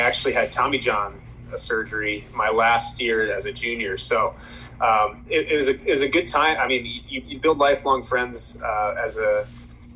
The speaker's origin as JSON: {"language": "English", "town": "Chicago", "region": "Illinois", "country": "United States", "tie": "born or raised there", "said": "I'm from Chicago. So growing up, everything Cubs was all it was for me"}